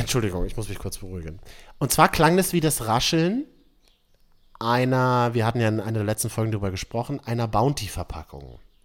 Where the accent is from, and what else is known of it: Berlin, Germany; born or raised there